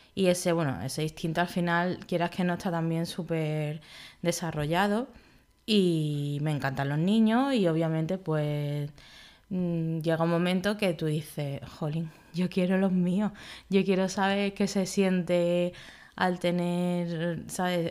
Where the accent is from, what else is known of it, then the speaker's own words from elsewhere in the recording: Málaga, Andalusia, Spain; also born or lived in Madrid / Galicia; yo nací en Madrid, donde viví tres años hasta que nos mudamos a Málaga